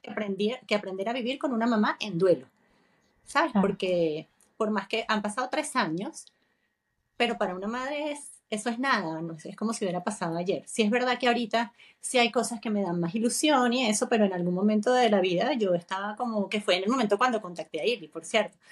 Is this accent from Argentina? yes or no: no; Venezuela; moved away as an adult; now in Spain; yo también soy venezolana